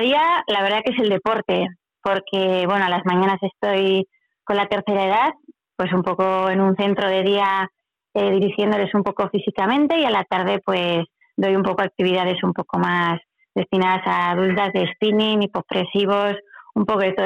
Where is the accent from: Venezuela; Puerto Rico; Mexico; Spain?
Spain; Pamplona, Navarre; also born or lived in Ochagavía, Navarre; es de Pamplona, bueno, eso es la que estaba viviendo también en Ochagavía, en el Pirineo Navarro